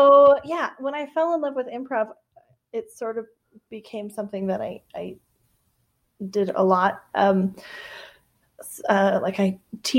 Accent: Evergreen, Colorado, United States; also born or lived in Dallas, Texas; I grew up in Evergreen, Colorado, which is a mountain town, even though I was born in Dallas

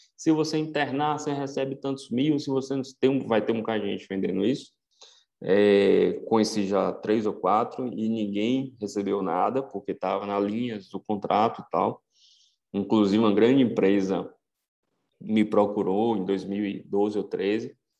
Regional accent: Vitória da Conquista, Bahia, Brazil; moved away as an adult; also born or lived in São Paulo; eu sou de Conquista

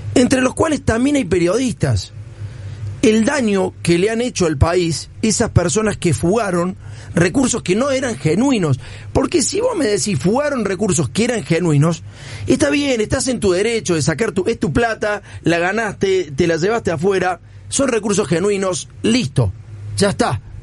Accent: Argentina; nuestro país

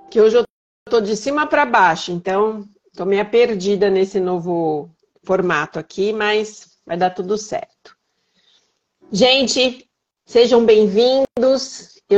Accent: São Paulo, Brazil; now in Minas Gerais, Brazil; Eu sou paulistana, apesar de morar em Minas.

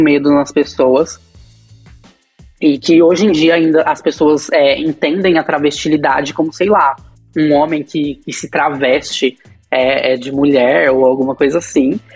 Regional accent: Bauru, São Paulo, Brazil; moved away; eu saí de Bauru, né? Que, era, que é minha cidade natal

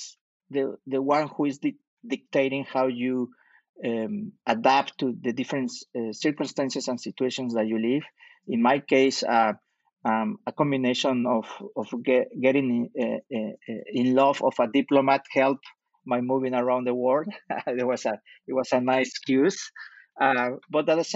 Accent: Mexico City, Mexico; moved away as an adult; also born or lived in Utah, United States / Europe / Middle East / Canada; now in Montreal, Canada; I was born in Mexico City and raised in Mexico City until I was able to do my university in the United States

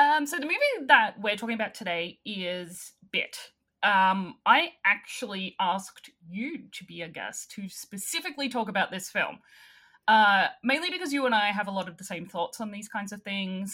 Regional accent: Australia; accent: Australian

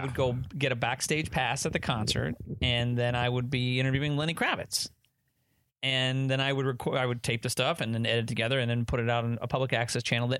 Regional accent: Bloomfield Hills, Michigan, United States; born or raised there; also born or lived in New York City

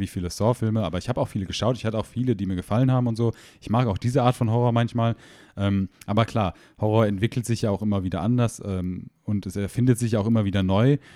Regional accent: Germany; moved away; ich komme zwar ursprünglich aus der Nähe von Holland

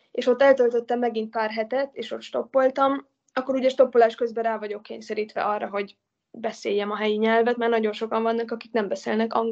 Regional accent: Italy; Az abszolút. Hát ott nőttem föl igazából.

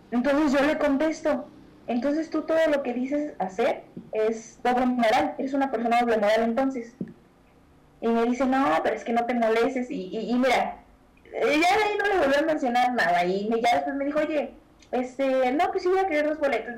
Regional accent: Mexico; nosotros como mexicanos

